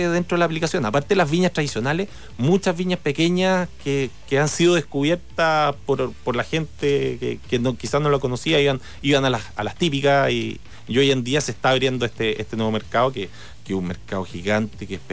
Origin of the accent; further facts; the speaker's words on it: O'Higgins, Chile; Yo soy de O'Higgins, de Cachapual principalmente.